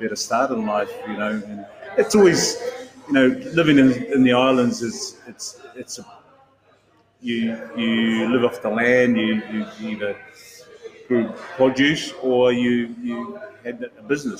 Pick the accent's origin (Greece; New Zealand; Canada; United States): New Zealand; also born or lived in Samoa; when you're growing up as someone who grew up in New Zealand, you didn't know whether you're a Samoan or a New Zealander.